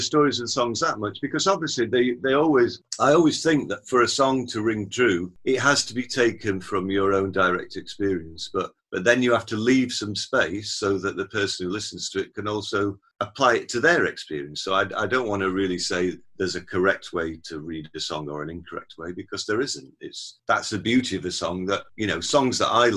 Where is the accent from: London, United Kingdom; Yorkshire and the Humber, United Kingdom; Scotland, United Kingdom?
Yorkshire and the Humber, United Kingdom; Sheffield; my hometown of Sheffield